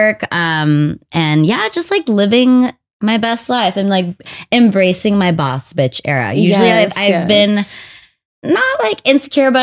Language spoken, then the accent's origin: English; Los Angeles, California, United States; I've been born and raised in LA. I was born in Montebello, California, East